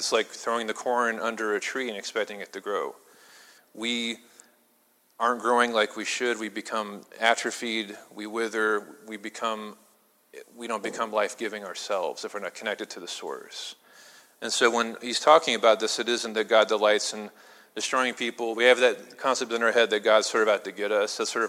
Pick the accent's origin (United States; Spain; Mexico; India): United States; Midwest; I mean, I'm from the Midwest, so, you know, corn needs a lot of sun.